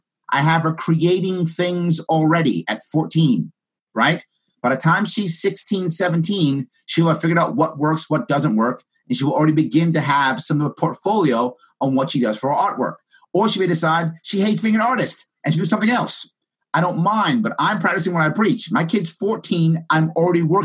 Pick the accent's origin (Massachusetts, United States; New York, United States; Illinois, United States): New York, United States; New York City; I grew up in the South Bronx